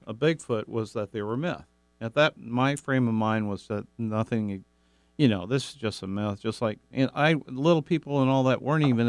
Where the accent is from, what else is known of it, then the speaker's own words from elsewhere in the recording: Kentucky, United States; now in Pacific Northwest, United States; I'm originally from Kentucky.